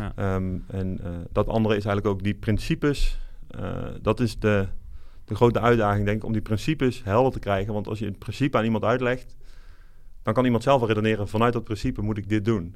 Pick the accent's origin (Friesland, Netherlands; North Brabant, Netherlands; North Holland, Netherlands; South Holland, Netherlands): North Brabant, Netherlands; moved away as an adult; also born or lived in Eindhoven; now in Amsterdam, Netherlands; Wiebe en ik komen allebei eh, opgegroeid in Brabant